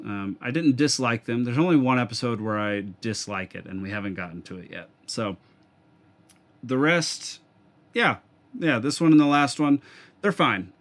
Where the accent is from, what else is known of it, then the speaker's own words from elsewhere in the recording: Texas, United States; I introduce myself as a Texan